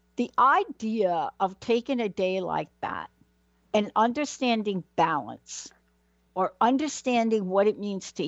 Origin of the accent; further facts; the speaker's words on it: New York City, New York, United States; I'm from New York, yeah? Mm. Born in the Bronx